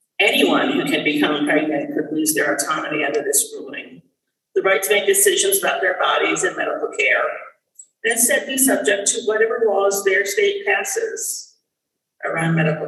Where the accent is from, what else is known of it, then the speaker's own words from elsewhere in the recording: New York, United States; I grew up in New York State